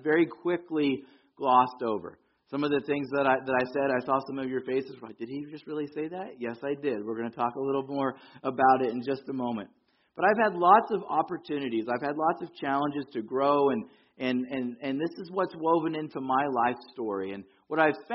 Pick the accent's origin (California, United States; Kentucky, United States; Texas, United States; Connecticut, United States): California, United States; Yorba Linda; also born or lived in Fullerton / Anaheim; I grew up here in Southern California, not too far from here, about 35 miles. Grew up, I was born in Fullerton. We lived in a house till I was 8 in Anaheim. And when I was 8, we made the long trek up the hill to Yorba Linda